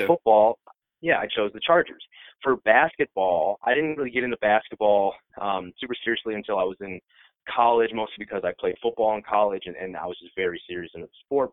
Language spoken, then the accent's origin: English; Iowa, United States; I'm born and raised in Iowa